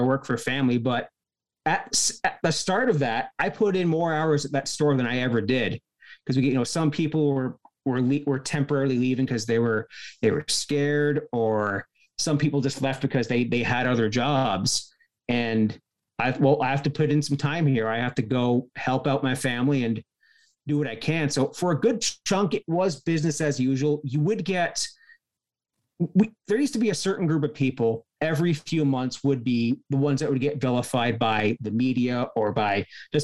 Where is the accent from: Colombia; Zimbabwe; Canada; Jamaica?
Canada; Cannington, Ontario; my hometown of Cannington